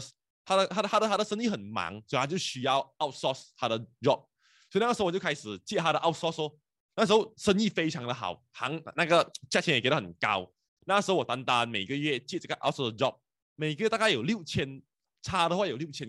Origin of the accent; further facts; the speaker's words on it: Penang, Malaysia; 然后你知道我是槟城人来的，所以槟城人特别不喜欢来 KL 做工的。